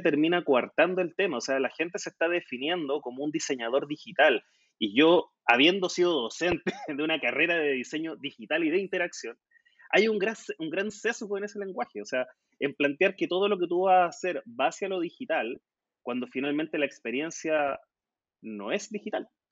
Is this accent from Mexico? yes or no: no; Concepción, Biobío, Chile; en la Universidad de Concepción, que es mi tierra, acá en el sur de Chile